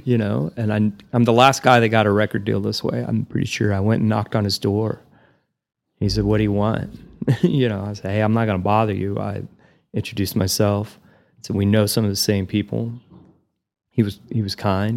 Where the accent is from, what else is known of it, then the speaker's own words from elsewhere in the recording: Perryton, Texas, United States; moved away as an adult; also born or lived in Amarillo, Texas / Alva, Oklahoma; now in Nashville, United States; I was born in Perryton, um, two hours north of here